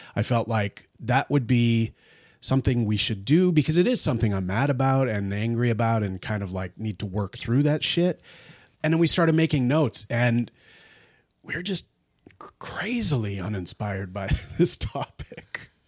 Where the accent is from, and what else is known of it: Treaty 3 First Nations, Ontario, Canada